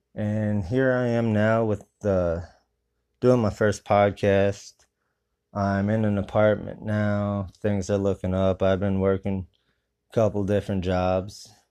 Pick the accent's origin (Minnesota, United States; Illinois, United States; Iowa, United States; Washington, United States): Iowa, United States; Grand Mound; My hometown is Grand Mound, Iowa